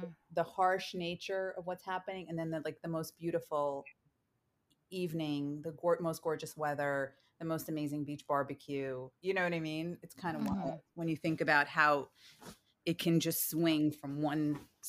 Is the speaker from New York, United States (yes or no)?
yes; New York, United States; being a New Yorker